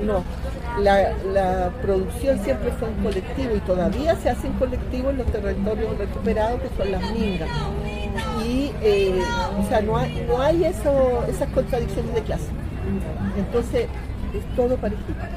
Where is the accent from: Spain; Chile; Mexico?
Chile; Cunco, Araucanía; moved away as an adult; now in Caracas, Venezuela; Cunco, que es el territorio donde yo vivía en una comunidad indígena